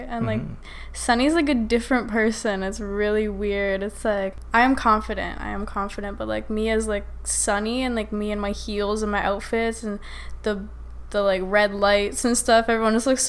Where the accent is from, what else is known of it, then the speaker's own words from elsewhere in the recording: Saskatchewan, Canada; moved away as an adult; now in Toronto, Canada; I'm from Saskatchewan, so it's like, I grew up around country music.